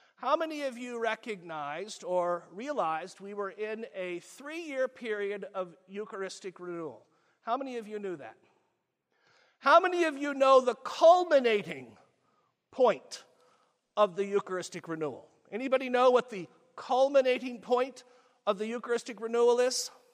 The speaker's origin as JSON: {"language": "English", "town": "Springfield", "region": "Missouri", "country": "United States", "tie": "born or raised there", "said": "I grew up in Springfield."}